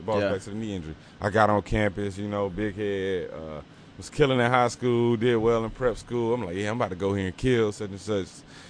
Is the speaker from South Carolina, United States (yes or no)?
yes; South Carolina, United States; I'm from South Carolina